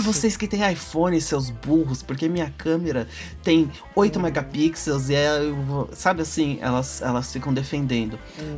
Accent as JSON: {"language": "Portuguese", "region": "São Paulo", "country": "Brazil", "said": "sou de São Paulo"}